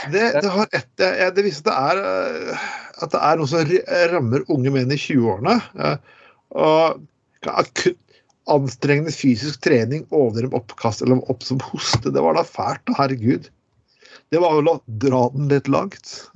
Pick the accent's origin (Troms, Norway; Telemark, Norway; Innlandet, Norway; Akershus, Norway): Telemark, Norway; moved away as an adult; now in Bergen, Norway; jeg kommer fra Telemark